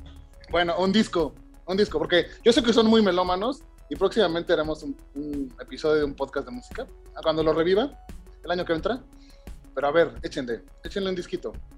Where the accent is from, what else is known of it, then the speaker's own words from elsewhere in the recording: Mexico; siendo mexicano